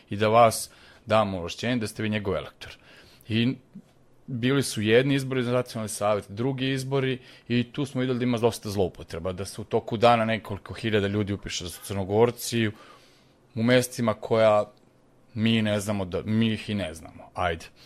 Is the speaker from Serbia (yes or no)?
yes; Serbia; ja sam ovde rođen, školovan, radim